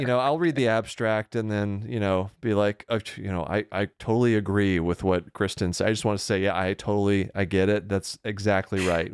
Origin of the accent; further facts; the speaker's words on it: Deer Park, Texas, United States; moved away as an adult; I grew up outside of Houston